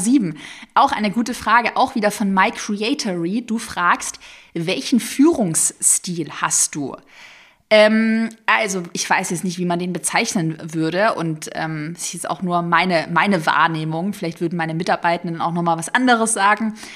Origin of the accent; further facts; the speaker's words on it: Tübingen, Baden-Württemberg, Germany; also born or lived in Sigmaringen; Ich bin ja in Sigmaringen, falls es irgendjemandem was sagt, bin ich geboren und aufgewachsen in Tübingen